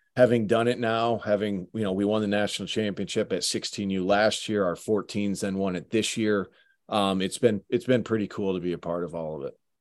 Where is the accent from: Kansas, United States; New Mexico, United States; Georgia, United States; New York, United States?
New York, United States; Syracuse; also born or lived in Utica, New York; I grew up playing in Syracuse Odd, the Utica Odd